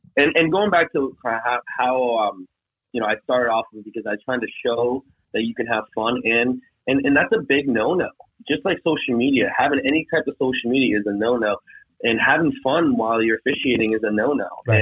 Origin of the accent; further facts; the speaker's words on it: North Carolina, United States; moved away; living in the South, living in North Carolina at the time because my dad was in the military